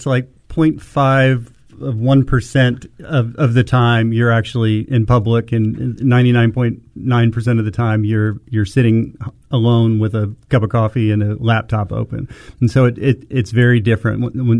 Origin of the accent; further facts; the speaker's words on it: Memphis, Tennessee, United States; people always sort of expect that I do because I'm from Memphis.